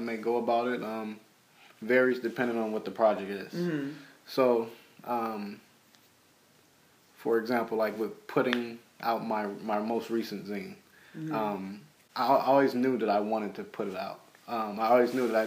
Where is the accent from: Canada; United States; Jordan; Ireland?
United States; Los Angeles, California; my hometown, mm-hmm. which is, you know, South LA or South Central